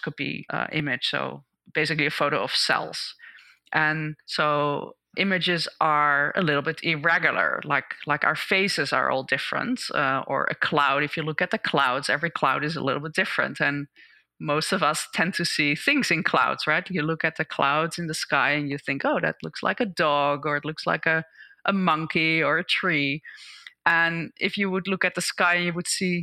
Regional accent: Netherlands; moved away as an adult; now in United States; I grew up in the Netherlands and did my PhD there, and I moved to the US in 2001

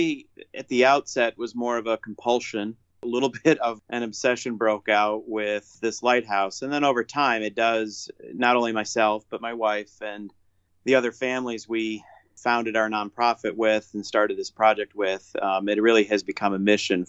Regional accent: Flint, Michigan, United States; now in Elk Rapids, United States; growing up in Michigan, especially coming from Flint

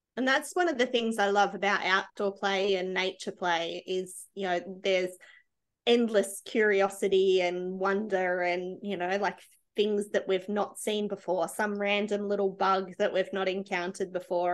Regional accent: Australia; being Australian

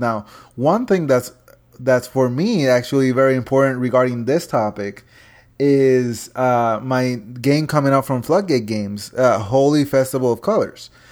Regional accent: Ponce, Puerto Rico; Ponce, Puerto Rico, which is my hometown

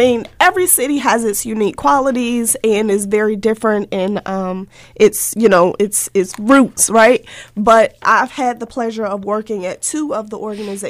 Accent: Virginia, United States; also born or lived in St. Louis; now in Baltimore, United States; I'm originally from Virginia.

